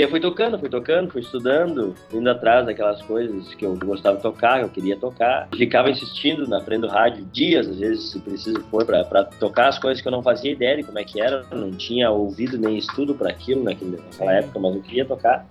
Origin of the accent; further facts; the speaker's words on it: Não-Me-Toque, Rio Grande do Sul, Brazil; also born or lived in Passo Fundo; Nametoque, a cidade onde eu nasci